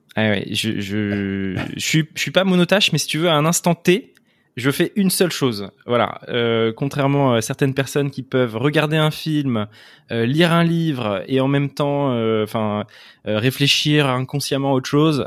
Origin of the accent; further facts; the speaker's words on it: Le Chesnay, Île-de-France, France; Je suis né au Chénet, dans les Yvelines